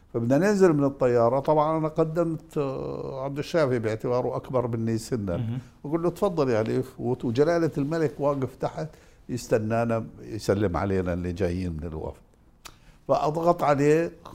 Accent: Jordan; انا اردني

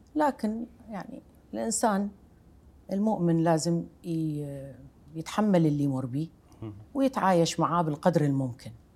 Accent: Iraq; moved away as an adult; أنا عراقية وربيت في بيت يذكر العراق كعنوان كبير

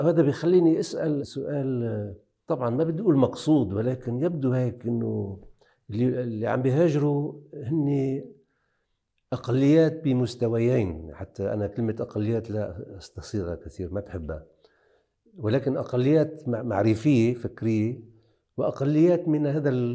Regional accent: Akkar, Lebanon

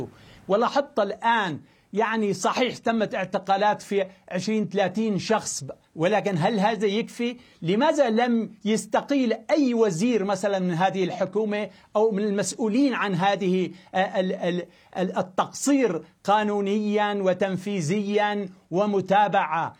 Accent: Antakya, Hatay, Turkey; عائلتي وأقربائي ومدينتي أنطاكيا وهاتاي

